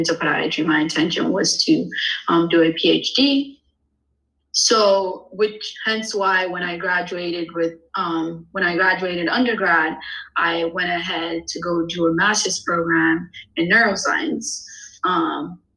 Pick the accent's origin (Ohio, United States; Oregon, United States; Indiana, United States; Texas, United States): Indiana, United States; Indianapolis; also born or lived in Bloomington, Indiana / Philadelphia, Pennsylvania; I am originally from Indianapolis, Indiana.